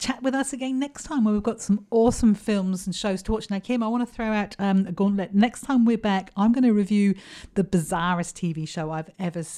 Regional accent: United Kingdom; now in Australia; being a Brit

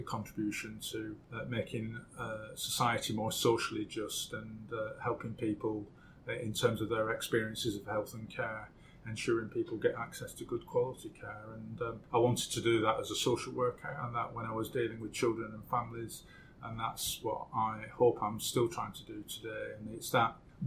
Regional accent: Blackburn, North West England, United Kingdom; I was born and brought up in Blackburn in Lancashire, 1955.

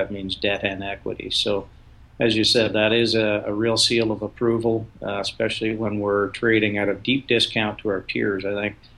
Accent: Ottawa, Ontario, Canada; I grew up in Ottawa.

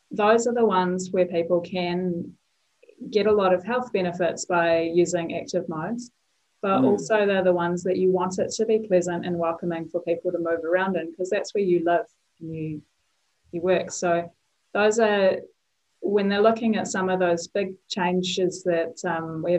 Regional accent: Havelock, New Zealand; now in Lower Hutt, New Zealand; I'm from Havelock originally

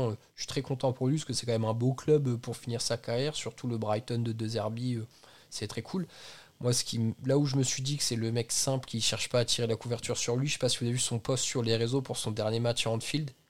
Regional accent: Normandy, France; Je viens de Normandie

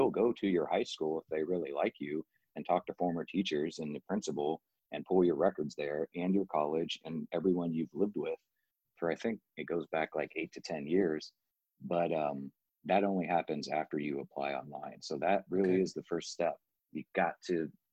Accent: Midwest, United States; I'm from the sticks in the Midwest

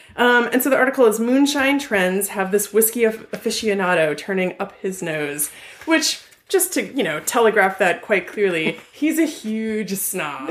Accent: Ventura County, California, United States; my hometown newspaper, the VC oh. Star

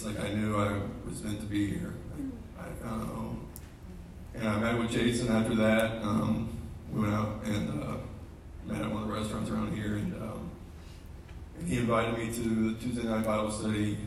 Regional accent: Marietta, Georgia, United States; I grew up here in Marietta. I was born and raised.

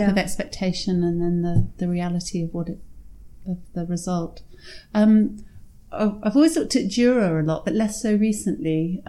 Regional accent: Hong Kong; I was born in Hong Kong

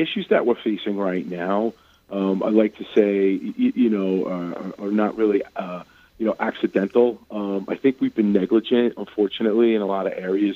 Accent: New York City, New York, United States; There was a subway station where I grew up in Brooklyn.

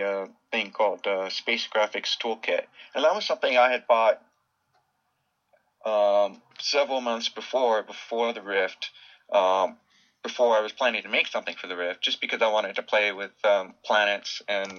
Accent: Southern California, United States; I grew up in, near the beach in Southern California

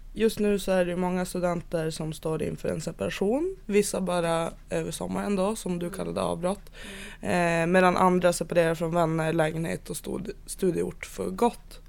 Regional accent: Piteå, Norrbotten County, Sweden; moved away; när jag är hemma i Piteå, då jobbar jag typ och så är jag med mamma och pappa

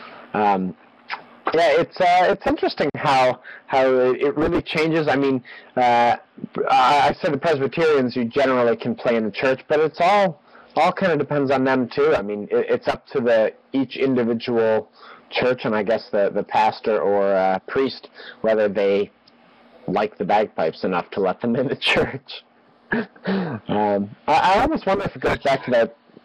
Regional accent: Chicago, Illinois, United States; I'm from Chicago.

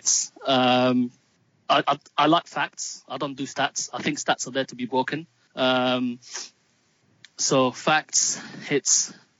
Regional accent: Palestine; now in London, United Kingdom; they will know that I'm Palestinian British and I'm proud of both. Moved to England in 96. I live in London

